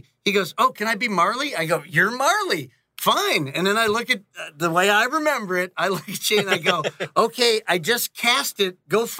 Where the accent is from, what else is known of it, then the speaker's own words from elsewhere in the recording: Gurnee, Illinois, United States; moved away as an adult; now in Los Angeles, United States; I grew up in Gurnee, Illinois, this little town